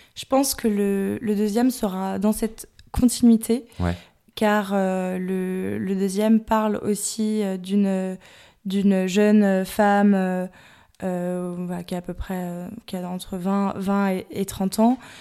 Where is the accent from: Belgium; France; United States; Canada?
France; Dinard, Brittany; moved away as an adult; also born or lived in Paris; je suis originaire de Bretagne